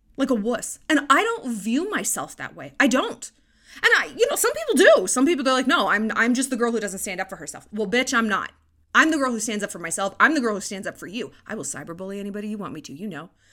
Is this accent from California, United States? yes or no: yes; California, United States; now in Montana, United States; It's a big phrase I grew up with in California